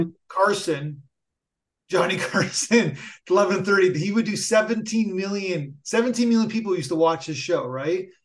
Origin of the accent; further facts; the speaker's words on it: Canada; I'm Canadian